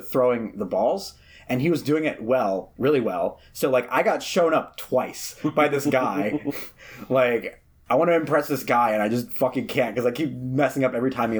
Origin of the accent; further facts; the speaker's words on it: Philadelphia, Pennsylvania, United States; how do you know I'm from Philadelphia?